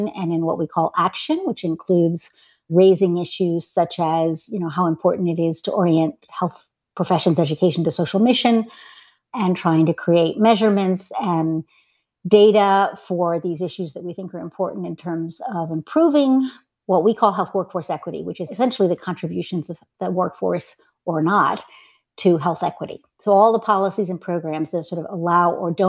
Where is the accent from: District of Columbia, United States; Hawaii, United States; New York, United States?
District of Columbia, United States; Washington; moved away as an adult; I came back to DC, which is actually my hometown, in 1998